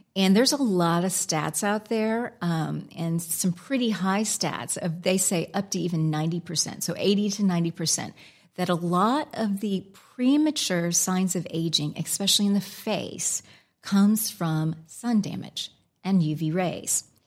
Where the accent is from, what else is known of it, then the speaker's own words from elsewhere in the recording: United States; accent: American; moved away as an adult; also born or lived in Alaska; now in England, United Kingdom; my American accent